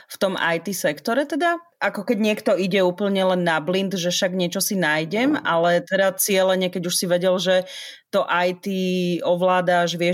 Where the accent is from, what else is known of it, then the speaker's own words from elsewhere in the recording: eastern Slovakia, Slovakia; 15-ročné dievča z dediny na východe Slovenska, ktoré pochopilo, že internet je super vec a chcelo rýchlejší internet v tej dedine